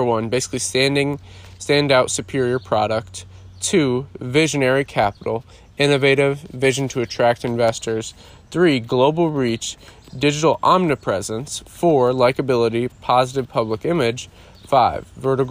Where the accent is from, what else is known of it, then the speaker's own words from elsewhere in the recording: Iowa, United States; growing up in Iowa, I mowed lawns growing up